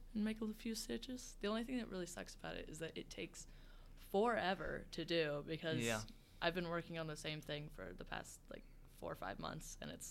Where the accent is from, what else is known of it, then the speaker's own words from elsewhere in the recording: Kansas, United States; I am from Kansas. I've lived here my whole life.